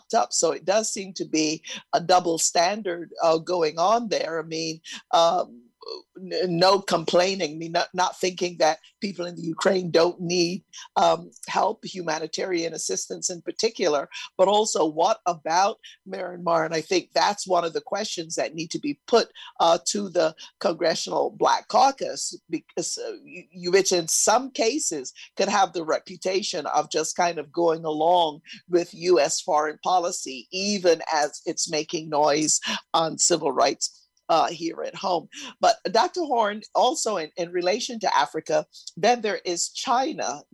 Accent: Barbados; my home country, Barbados

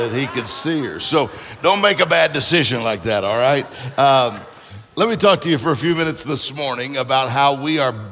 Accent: Mississippi, United States; also born or lived in Florida; now in Michigan, United States; I'm from Mississippi, lived in Florida, that's it. And now I'm in Michigan

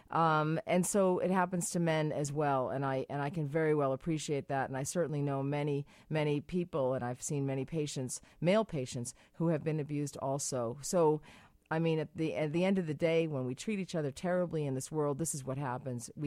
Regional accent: Massachusetts, United States; I'm from Massachusetts. You're from Massachusetts.

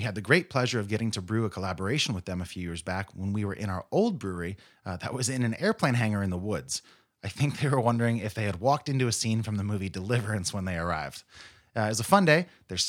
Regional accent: California, United States; Growing up in the Fall River Valley, this is one of the things my friends and I would look forward to each summer.

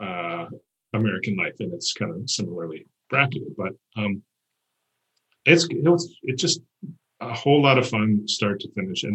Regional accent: Canada; I'm Canadian

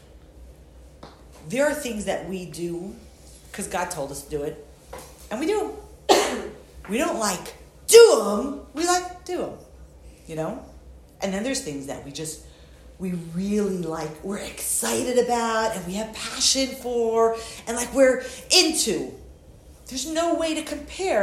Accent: New York, United States; moved away; I'm from New York originally

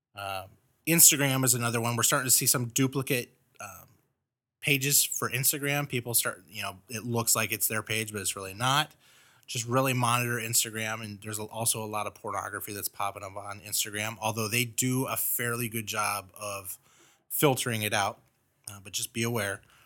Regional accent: Los Angeles, California, United States; moved away; I grew up in Los Angeles

